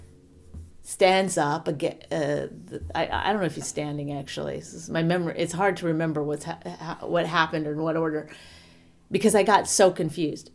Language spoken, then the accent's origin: English; New Jersey, United States; I'm from New Jersey